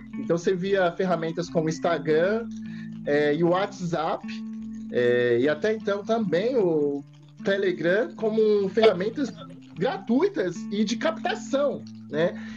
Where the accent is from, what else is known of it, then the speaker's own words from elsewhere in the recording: São Paulo, Brazil; São Paulo, Zona Loste, Zona Leste, Leste